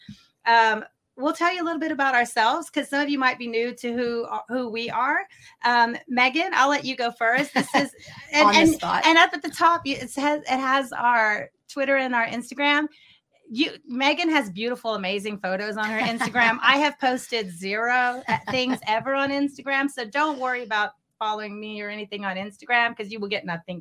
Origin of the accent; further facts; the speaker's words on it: Austin, Texas, United States; I'm from Austin. I grew up in Austin, Texas